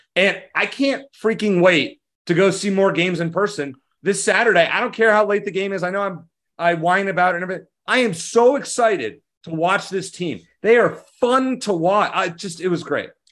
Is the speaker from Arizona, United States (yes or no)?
yes; Arizona, United States; I'm from Arizona